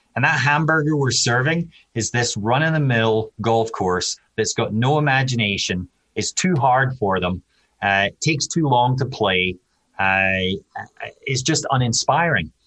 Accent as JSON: {"language": "English", "region": "Scotland", "country": "United Kingdom", "moved": "as an adult", "lives_now": "United States", "said": "I'm Scottish"}